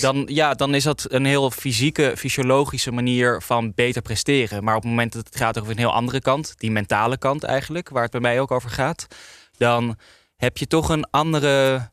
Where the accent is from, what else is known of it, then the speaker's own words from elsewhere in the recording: Amsterdam, North Holland, Netherlands; ik kom uit Amsterdam Nieuw-West.